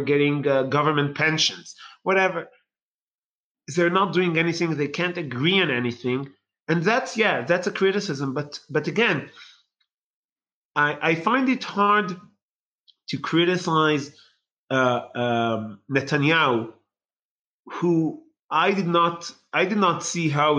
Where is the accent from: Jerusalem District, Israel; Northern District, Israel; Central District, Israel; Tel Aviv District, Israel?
Tel Aviv District, Israel; Bnei Brak; when I grew up in Bnei Brak was, the majority there was ultra-Orthodox Haredi